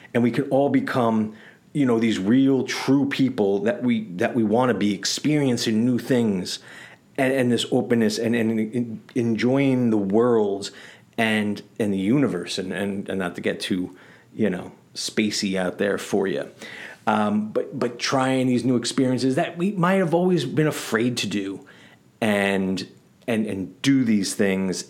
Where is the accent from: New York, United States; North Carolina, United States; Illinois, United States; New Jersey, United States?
New York, United States; New York City; growing up in the Bronx in the eighties and nineties.